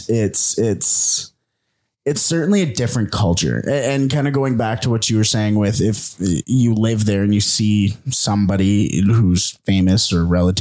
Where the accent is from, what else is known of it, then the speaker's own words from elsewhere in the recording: Canada; I'm a Canadian Dodgers fan, and I played baseball for 15 years. And as somebody who plays baseball in Canada